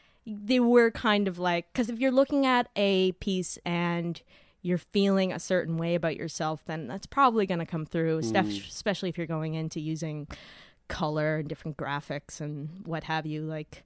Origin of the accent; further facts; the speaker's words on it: Cape Breton, Nova Scotia, Canada; I am from Cape Breton.